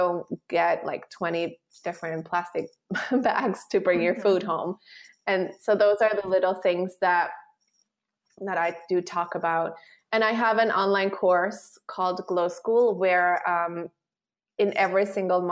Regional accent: Switzerland; I'm from Switzerland

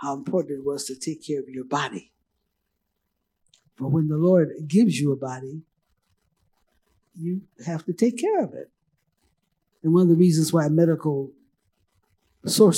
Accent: Los Angeles, California, United States; I was raised in Los Angeles, California.

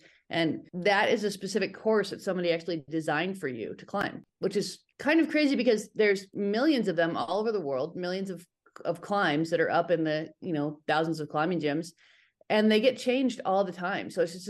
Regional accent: Reno, Nevada, United States; I grew up in Reno, Northern Nevada, and it's near Lake Tahoe, and there's a fair amount of rock there.

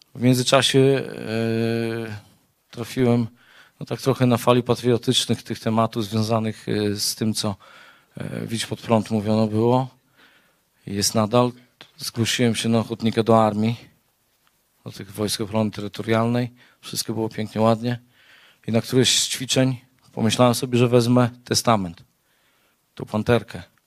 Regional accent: Białystok, Podlaskie Voivodeship, Poland; Też jestem z Białegostoku

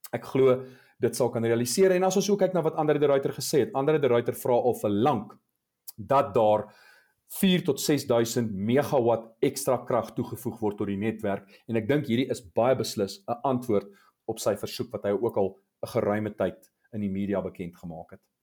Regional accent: South Africa

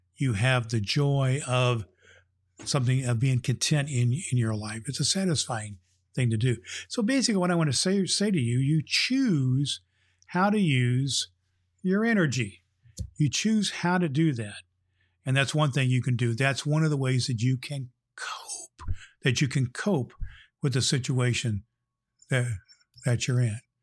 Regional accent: Indianapolis, Indiana, United States; here in my hometown, Indianapolis, Indiana

